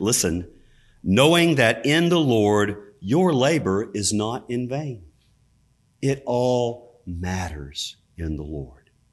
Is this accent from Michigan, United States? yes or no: no; Richmond County, North Carolina, United States; where I grew up in Richmond County, North Carolina